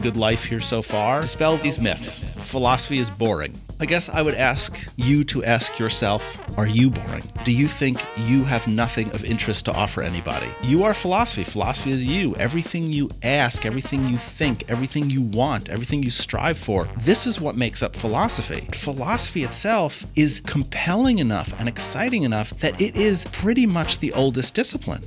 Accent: New York City, New York, United States; moved away as an adult; now in North Dakota, United States; I was born and raised in Manhattan on the edge of a neighborhood that most people would know as Spanish Harlem. I ended up in North Dakota because they offered me a job

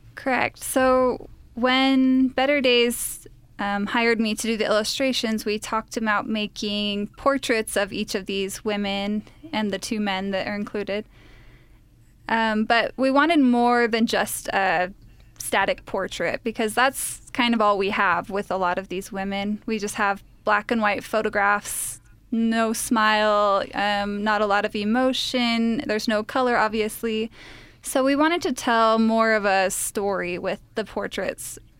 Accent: Utah, United States; I'm actually the only Utah of the three of us.

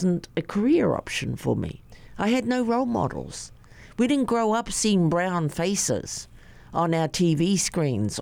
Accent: New Zealand; Growing up in New Zealand as a hapa girl, my dad's Māori, my mum is a haole, Caucasian

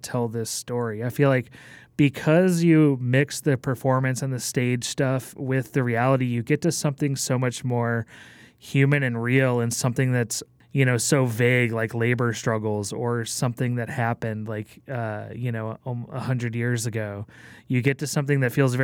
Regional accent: Southeast Texas, United States; moved away; also born or lived in Colorado; I'm from Colorado. I mean, I grew up in Texas. I lived in Colorado for like 20 years

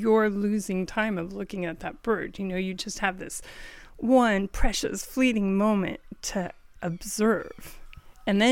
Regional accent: California, United States; I am from California, and I did live through the drought

